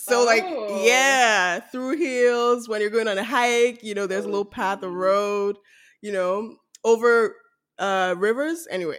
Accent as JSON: {"language": "English", "region": "Lagos", "country": "Nigeria", "tie": "born or raised there", "moved": "yes", "said": "growing up in Lagos"}